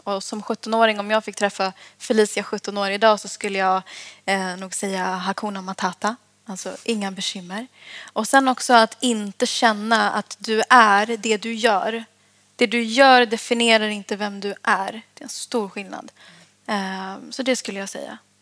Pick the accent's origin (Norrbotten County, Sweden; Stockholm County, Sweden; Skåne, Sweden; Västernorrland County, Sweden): Stockholm County, Sweden; Sollentuna; Jag växte upp i Sollentuna